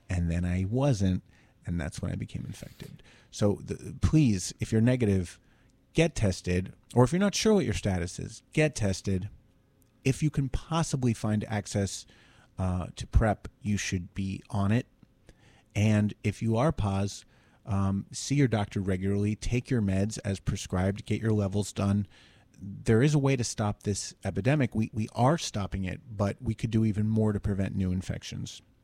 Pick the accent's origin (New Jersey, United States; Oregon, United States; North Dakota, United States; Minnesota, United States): New Jersey, United States; Summit; my hometown of Summit, New Jersey